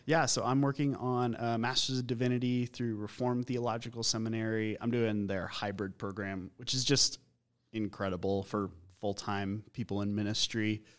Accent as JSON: {"language": "English", "town": "Colorado Springs", "region": "Colorado", "country": "United States", "tie": "born or raised there", "also_born_or_lived": "Boulder / Minneapolis", "said": "growing up in Colorado Springs"}